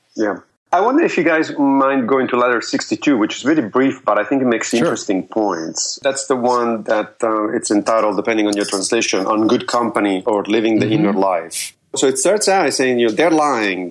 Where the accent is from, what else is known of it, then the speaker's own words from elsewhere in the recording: Rome, Lazio, Italy; moved away; I grew up in Rome.